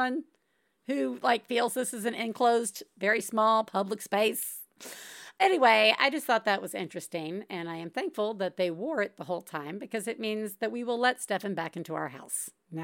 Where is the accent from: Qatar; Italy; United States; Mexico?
United States; the South; moved away; also born or lived in Santa Monica, California; we immediately went to the South. Because my parents were from the South. My parents were from Alabama and Mississippi